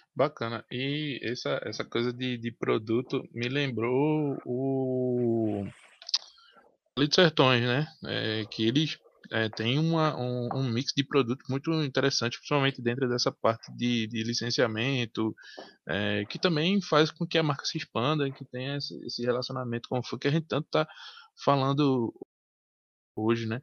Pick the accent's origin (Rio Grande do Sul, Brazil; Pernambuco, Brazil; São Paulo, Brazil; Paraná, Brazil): Pernambuco, Brazil; Recife; Nós somos de Recife.